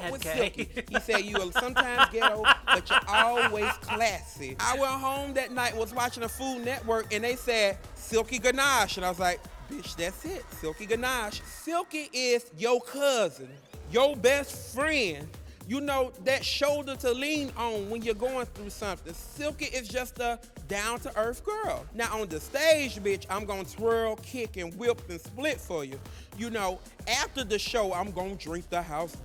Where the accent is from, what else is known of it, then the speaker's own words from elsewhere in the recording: Mississippi, United States; now in Chicago, United States; I was born and raised in Mossport, Mississippi, but now, bitch, I live in Chicago